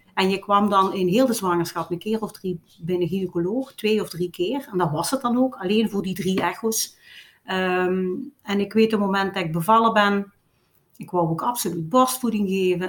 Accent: Limburg, Flanders, Belgium; accent: Limburgs; met een Limburgs accent, maar dat kan ik ook niet wegsteken

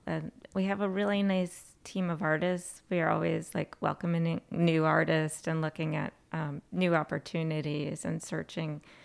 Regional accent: Plattsburgh, New York, United States; I was born and raised in Plattsburgh, New York, product of Plattsburgh City Schools

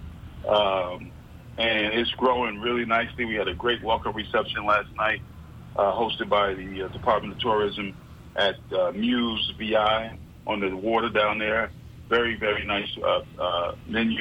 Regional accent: Newark, New Jersey, United States; moved away as an adult; also born or lived in Irvington, New Jersey / Charlotte, North Carolina; now in New York City, United States; I was born in Newark, New Jersey

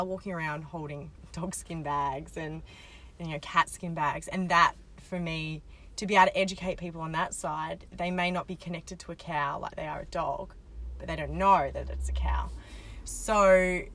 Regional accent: Australia; as an Australian

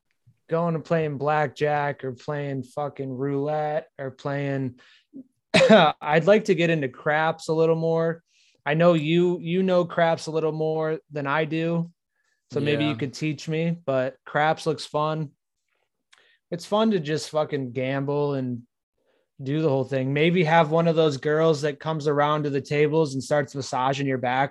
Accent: Arkansas, United States; Dude, I'm from Arkansas.

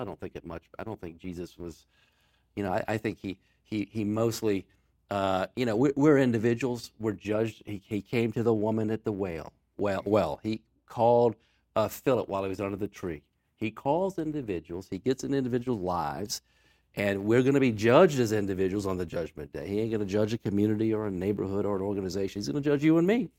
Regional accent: Newport News, Virginia, United States; I grew up in Hampton Roads, went to school in Newport News. I was, I was born at Riverside Hospital.

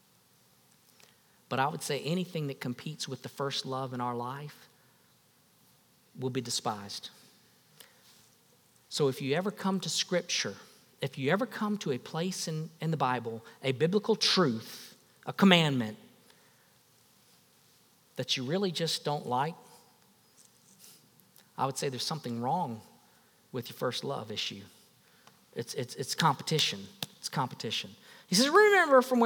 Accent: West Palm Beach, Florida, United States; I went back home, West Palm Beach. I was a girl from West Palm Beach. I went back home and I had a fort in my backyard

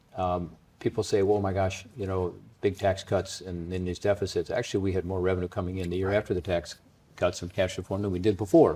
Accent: Cincinnati, Ohio, United States; also born or lived in Washington, D.C.; Cincinnati, my hometown that I lived

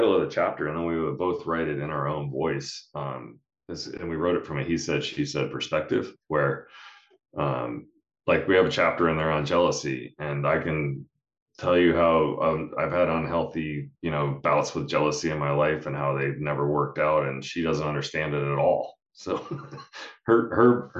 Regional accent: Utah, United States; we're from Utah

